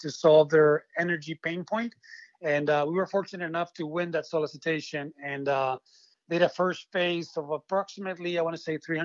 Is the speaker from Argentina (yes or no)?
yes; Argentina; moved away as an adult; now in Hawaii, United States; I am originally from Argentina. I moved to Hawaii when I was 20 years old.